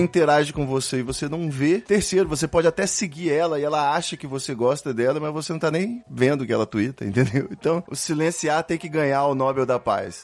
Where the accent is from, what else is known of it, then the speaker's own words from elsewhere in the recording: Rio de Janeiro, Brazil; Eu sou do Rio de Janeiro